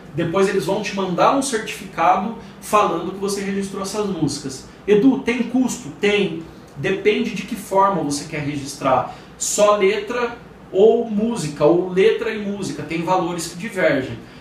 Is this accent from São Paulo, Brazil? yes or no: yes; São Paulo, Brazil; Eu sou de São Paulo, meu escritório é de São Paulo